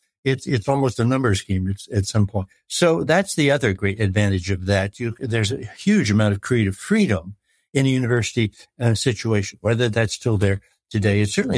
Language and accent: English; United States; American Farm Boy, which is sort of where I came from.